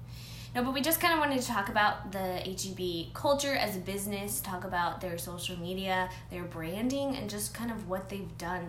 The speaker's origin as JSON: {"language": "English", "town": "San Antonio", "region": "Texas", "country": "United States", "moved": "yes", "said": "we're both from San Antonio."}